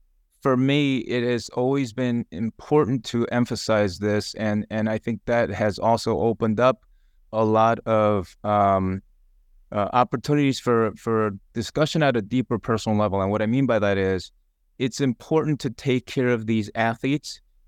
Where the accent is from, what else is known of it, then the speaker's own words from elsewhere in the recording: Long Island, New York, United States; I grew up in Long Island, so lacrosse was big, so I dabbled in lacrosse.